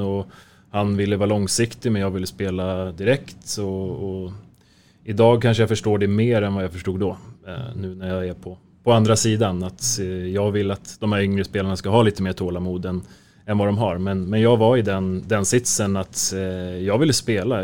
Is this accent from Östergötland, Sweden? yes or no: no; Märsta, Stockholm County, Sweden; also born or lived in Helsingborg; jag är född och uppväxt i, i Märsta.